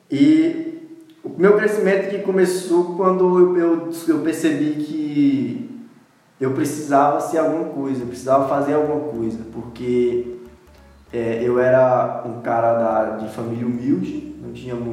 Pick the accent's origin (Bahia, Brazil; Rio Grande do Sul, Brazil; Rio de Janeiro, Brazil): Bahia, Brazil; Ibotirama; now in Luís Eduardo Magalhães, Brazil; sou de Botirama